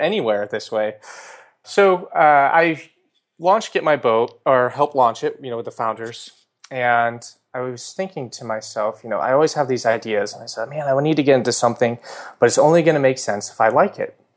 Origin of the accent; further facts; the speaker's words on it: California, United States; also born or lived in New York; California, uh, where I grew up and spent most of my time